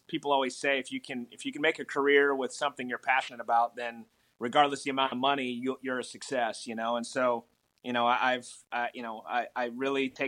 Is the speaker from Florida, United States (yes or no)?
yes; South Florida, United States; moved away; I grew up in South Florida. And as a kid, you know, I lived inland